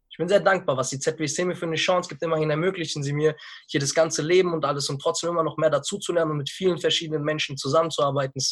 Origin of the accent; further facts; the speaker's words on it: Frankfurt, Hesse, Germany; ich bin in Frankfurt geboren und bin 22 Jahre alt, habe hier mein ganzes Leben verbracht, bis ich dann mein Abi bekommen habe.